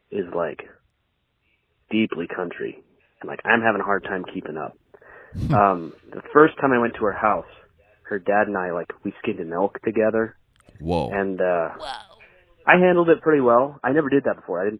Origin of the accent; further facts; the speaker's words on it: Bend, Oregon, United States; I'm from Oregon.